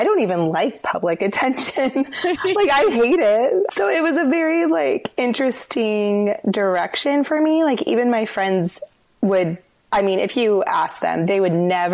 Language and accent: English; Denver, Colorado, United States; moved away as an adult; also born or lived in Los Angeles / Santa Monica; now in Seattle, United States; I grew up in Denver.